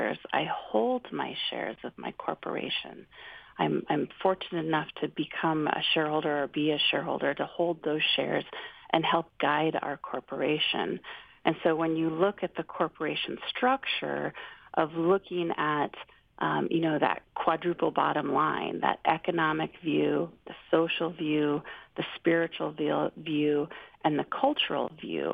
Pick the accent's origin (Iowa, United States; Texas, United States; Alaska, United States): Alaska, United States; Kodiak; I'm from Kodiak